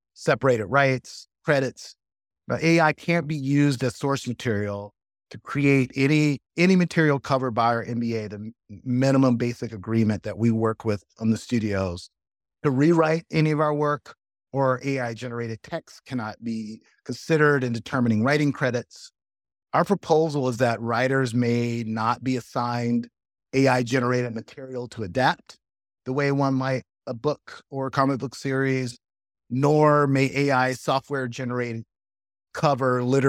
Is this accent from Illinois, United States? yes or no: yes; Chicago, Illinois, United States; also born or lived in Georgia / New Orleans; I'm from Chicago by way of Georgia, son of educators